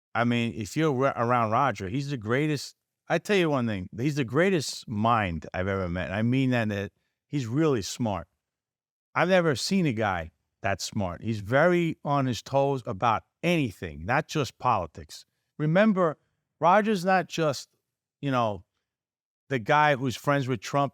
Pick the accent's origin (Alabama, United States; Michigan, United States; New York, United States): New York, United States; New York City; I was basically born in, born there, I was born around the block, so I grew up around the Alamo family who owns it